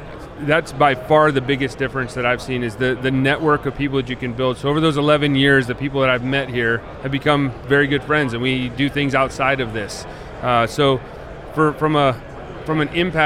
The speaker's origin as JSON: {"language": "English", "region": "Western Pennsylvania", "country": "United States", "also_born_or_lived": "Chicago", "moved": "yes", "lives_now": "Tampa area, United States", "said": "I'm originally from Western Pennsylvania. I spent about 16 years in Chicago, and the last four I've been in that area."}